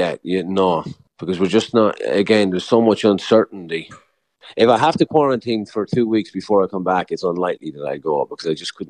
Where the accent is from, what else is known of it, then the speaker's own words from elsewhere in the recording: Longford, Leinster, Ireland; moved away as an adult; now in New York, United States; I'm from Longford originally, here in New York